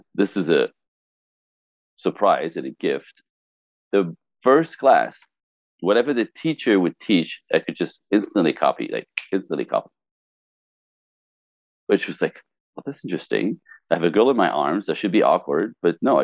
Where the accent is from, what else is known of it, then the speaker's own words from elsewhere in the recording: Quebec City, Quebec, Canada; moved away; also born or lived in Los Angeles; I was born French Canadian in Quebec City, number four out of five kids